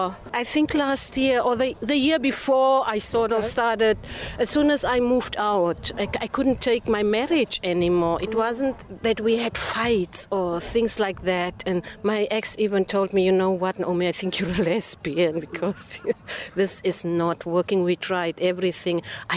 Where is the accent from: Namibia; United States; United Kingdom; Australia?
Namibia; also born or lived in South Africa; I grew up in half in Namibia and half in South Africa. And my dad, because he is a preacher, we moved around a lot.